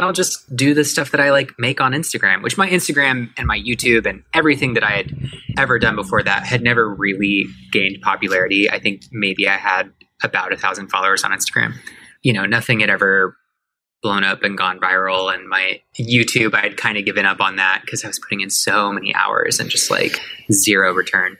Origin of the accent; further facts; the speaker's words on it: Miami, Florida, United States; moved away as an adult; now in Atlanta, United States; I grew up in Miami, which is where I started everything